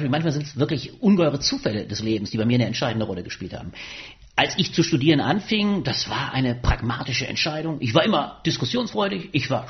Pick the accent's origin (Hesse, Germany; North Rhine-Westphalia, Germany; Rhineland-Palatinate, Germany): Rhineland-Palatinate, Germany; Ingelheim am Rhein; Ich bin groß geworden in Ingelheim am Rhein, kleine Stadt in Rheinland-Pfalz.